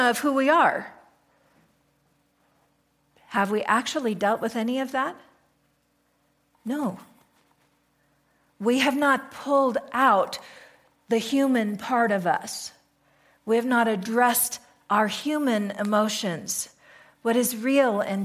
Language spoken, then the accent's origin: English; United States; we're American.